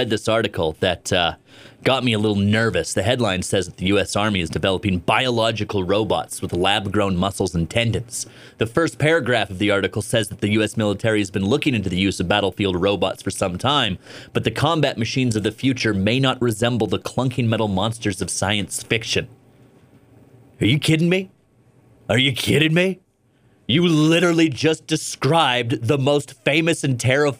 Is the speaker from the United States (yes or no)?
no; Canada; I'm a Canadian